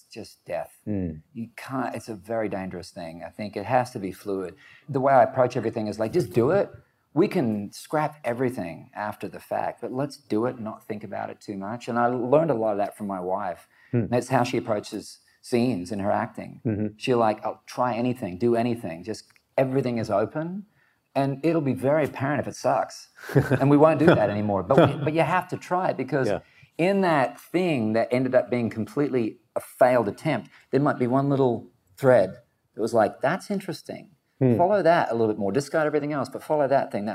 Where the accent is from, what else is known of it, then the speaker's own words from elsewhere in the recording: Australia; growing up in Australia, and it made me think of home